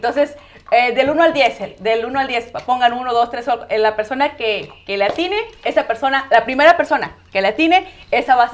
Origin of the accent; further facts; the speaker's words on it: Nayarit, Mexico; moved away; porque yo soy de Nayarit, donde se hacen los collares, donde se hacen este, todo lo que, lo que es así como artesanal.